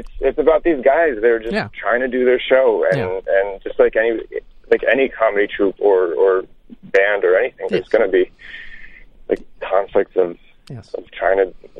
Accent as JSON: {"language": "English", "country": "France", "tie": "born or raised there", "said": "I grew up in France. So you're not totally wrong there."}